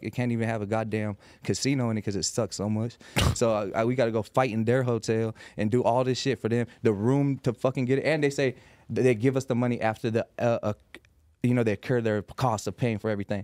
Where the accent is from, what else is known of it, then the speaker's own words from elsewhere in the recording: Las Vegas, Nevada, United States; I'm from Las Vegas